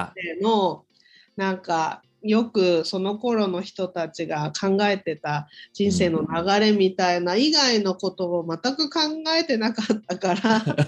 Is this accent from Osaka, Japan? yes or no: no; Saitama, Japan; 埼玉で生まれて、うん、大学を出て